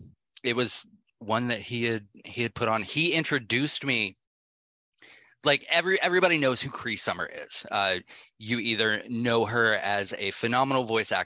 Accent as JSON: {"language": "English", "town": "Atlanta", "region": "Georgia", "country": "United States", "said": "I'm from Atlanta, so, you know, being in the clubs where everything is very EDM, you know, techno based"}